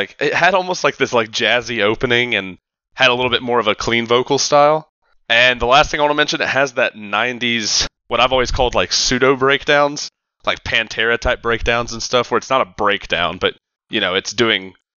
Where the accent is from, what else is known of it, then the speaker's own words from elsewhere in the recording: North Carolina, United States; I was from North Carolina